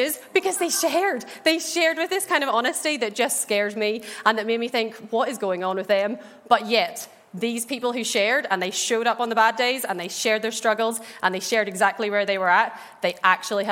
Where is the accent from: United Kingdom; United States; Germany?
United Kingdom; Ballymena, Northern Ireland; I grew up in the Bible Belt that is Ballymena